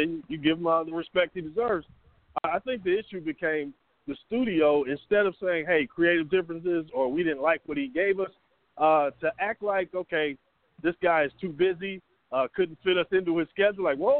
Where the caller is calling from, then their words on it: Atlanta, Georgia, United States; This is …. I'm in Atlanta.